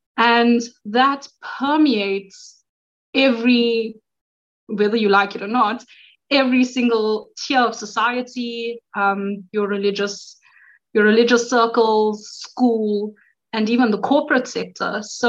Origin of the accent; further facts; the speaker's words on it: South Africa; moved away as an adult; now in Poland; I'm from South Africa.